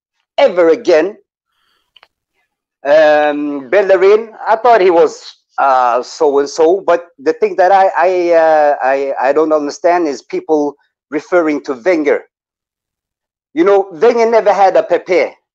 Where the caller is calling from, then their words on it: Norway; English is a second language; It's … from Norway again, Harry.